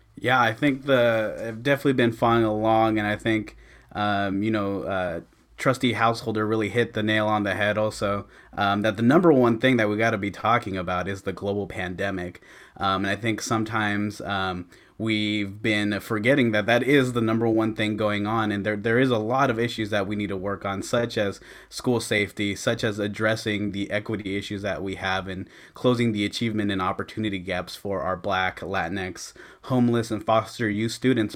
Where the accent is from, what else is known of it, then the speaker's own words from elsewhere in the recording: Antioch, California, United States; I grew up here in Antioch